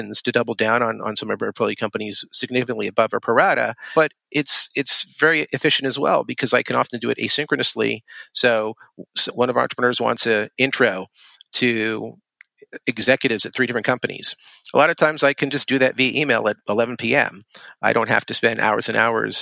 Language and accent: English; Canada; I grew up in Canada